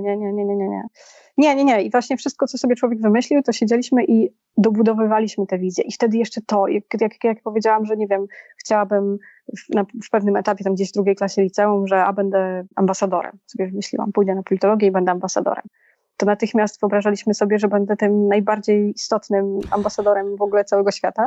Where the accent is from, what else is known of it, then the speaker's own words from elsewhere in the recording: Poland; now in Warsaw, Poland; ja się wychowałam w mieście 20-tysięcznym, a sama jestem w Warszawie